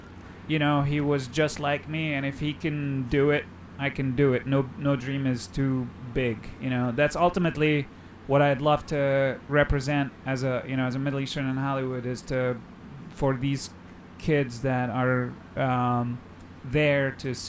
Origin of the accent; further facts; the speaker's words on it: Cairo, Cairo Governorate, Egypt; moved away; also born or lived in Cleveland; I grew up in Cairo in a average neighborhood, you could say poor neighborhood in Cairo